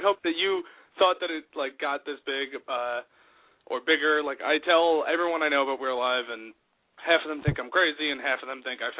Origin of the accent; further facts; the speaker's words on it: New York City, New York, United States; I'm from Brooklyn